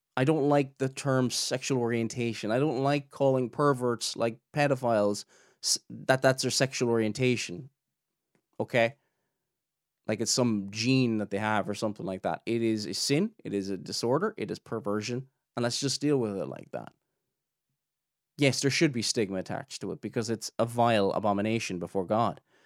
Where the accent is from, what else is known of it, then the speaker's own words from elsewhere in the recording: Ireland; we're like in, you know, in the British Isles, it's, you know, we're from the Republic of Ireland